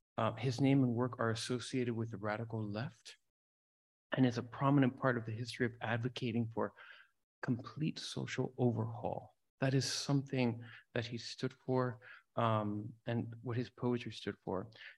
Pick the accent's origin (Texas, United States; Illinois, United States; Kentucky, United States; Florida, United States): Florida, United States; Miami; now in San Francisco, United States; background is Latino. My mother is Cuban, my father is Venezuelan, Nicaraguan. I come from Miami.